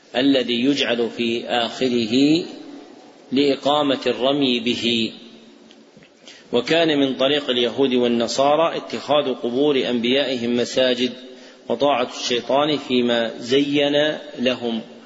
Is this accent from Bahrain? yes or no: no; Saudi Arabia; عندنا في السعودية